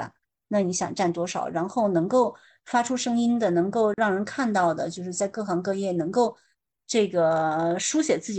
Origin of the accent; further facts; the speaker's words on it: China; 就是这都是相相互的，就是我们也要考虑一下，我们中国人可能对西方人是不是也有刻板印象？